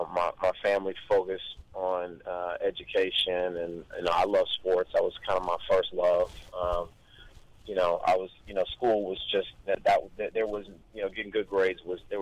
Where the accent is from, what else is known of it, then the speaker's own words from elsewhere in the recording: Long Beach, California, United States; I grew up not that far from Snoop, honestly. I grew up a couple, two, three blocks over from where he grew up.